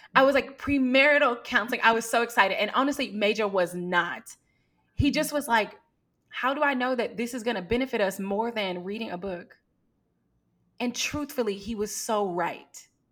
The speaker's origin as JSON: {"language": "English", "town": "Houston", "region": "Texas", "country": "United States", "tie": "born or raised there", "also_born_or_lived": "Atlanta / Southeast Asia", "said": "I was born and raised in Houston, and I moved away from Houston when I went to college in Atlanta"}